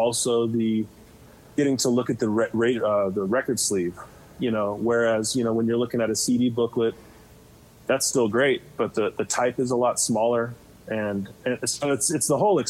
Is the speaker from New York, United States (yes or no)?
no; Fresno, California, United States; I grew up in Fresno, California, which I love that town, but it's pretty unhip